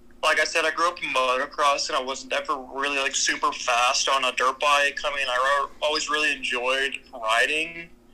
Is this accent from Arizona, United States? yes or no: no; Altus, Oklahoma, United States; In my hometown, we have an Air Force base